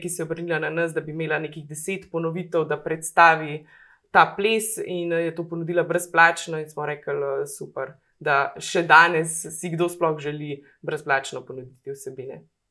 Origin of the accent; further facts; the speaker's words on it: Logatec, Inner Carniola–Karst, Slovenia; moved away as an adult; now in Idrija, Slovenia; prihajam iz Logaca, eh, pa počasi eh, lahko mogoče že rečem, da ponosno postajam tudi idrka.